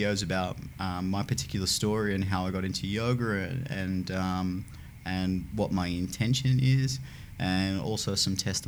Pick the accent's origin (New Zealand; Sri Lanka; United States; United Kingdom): United Kingdom; Newcastle upon Tyne, North East England; moved away; my hometown of Newcastle